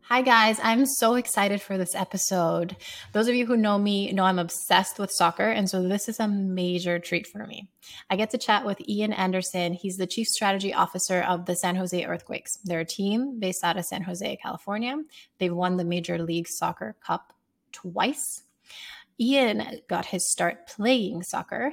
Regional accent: Sierra Leone; moved away; I grew up in Sierra Leone playing as a striker

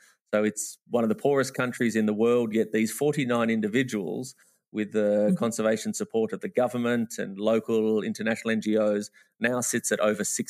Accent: Australia; now in Namibia; because I'm an Australian by trade, but living in Namibia.

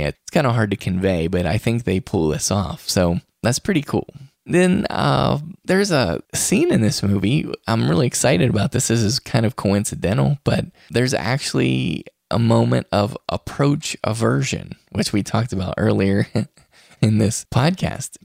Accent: West Virginia, United States; now in Utah, United States; West Virginia, my home state

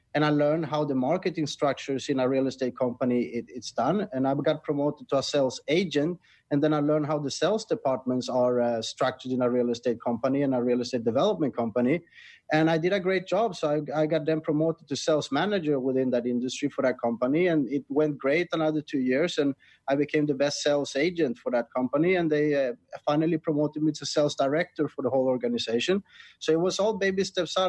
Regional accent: Sweden; moved away as an adult; now in Thailand; I'm originally from Sweden, and I was never happy there

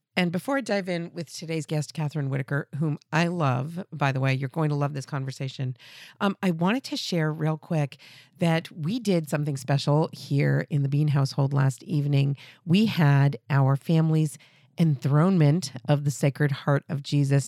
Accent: New England, United States; being from New England

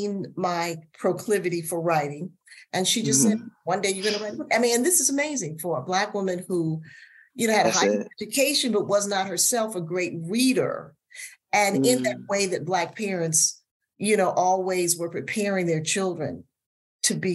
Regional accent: Washington, District of Columbia, United States; I grew up in Washington, D.C., in a part of the city that's now called Columbia Heights.

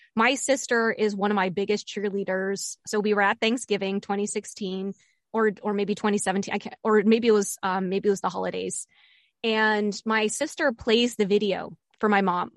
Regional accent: Bethesda, Maryland, United States; moved away; Bethesda, Bethesda, Maryland, which is where I grew up. So I'm going back to my hometown

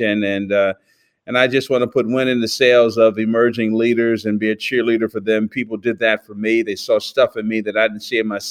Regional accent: Newark, New Jersey, United States; also born or lived in Plainfield, New Jersey; I was born in Newark, New Jersey, and spent the first 12 years of my life there. And then our family moved to Plainfield, New Jersey

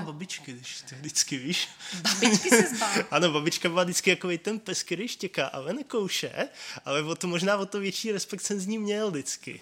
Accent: České Budějovice, South Bohemian Region, Czechia; moved away as an adult; now in Brno, Czech Republic; Já pocházím z Českých Budějovic. Tam bych chtěl žít každý, tak jsem se přestěhoval do Brna.

